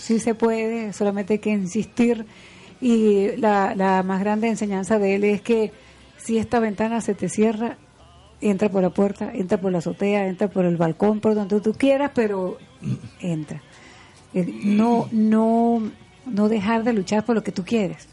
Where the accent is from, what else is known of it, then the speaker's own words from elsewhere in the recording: Venezuelan Andes, Venezuela; yo soy andina, nosotros los andinos